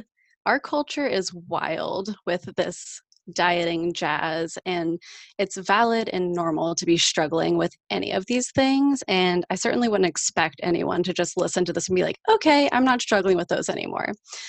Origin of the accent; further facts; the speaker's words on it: Jacksonville, Florida, United States; I'm from Jacksonville, Florida